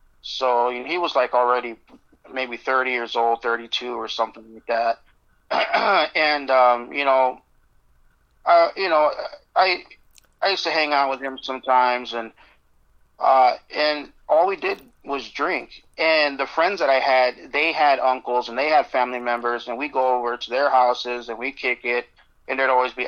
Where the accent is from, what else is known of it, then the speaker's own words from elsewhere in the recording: Las Vegas, Nevada, United States; also born or lived in Phoenix, Arizona; I born in Phoenix, Arizona, but I grew up in Vegas since I was six